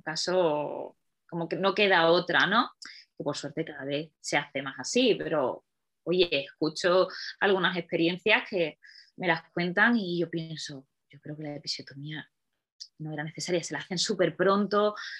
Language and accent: Spanish; Málaga, Andalusia, Spain; moved away as an adult; now in Madrid, Spain; vivo en Madrid desde hace, bueno, desde 2010, llevo ya muchos años aquí, pero soy de Málaga